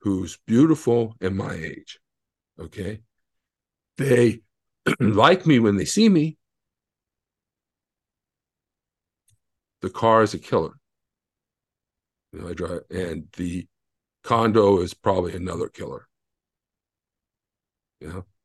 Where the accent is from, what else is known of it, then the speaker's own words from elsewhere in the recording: United States; I'm American